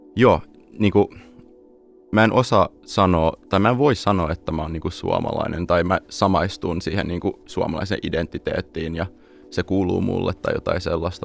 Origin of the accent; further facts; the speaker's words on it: Los Angeles, California, United States; moved away as an adult; also born or lived in Espoo, Finland / San Francisco; now in Finland; kun mä olin kahdeksan vuotta vanha, mä äh, muutin perheen kautta tota, Los Angelesiin, ja siellä kasvoin